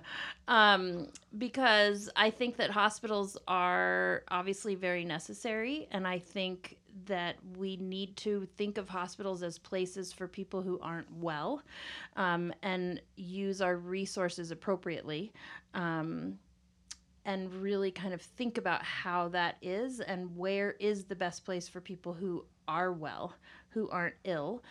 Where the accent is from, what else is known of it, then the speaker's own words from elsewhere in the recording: Kansas, United States; also born or lived in Southern California; now in Colorado, United States; I'm originally from Kansas. Uh, that's where I grew up, my childhood, and then my family moved to Southern California, and then came back here, uh, college time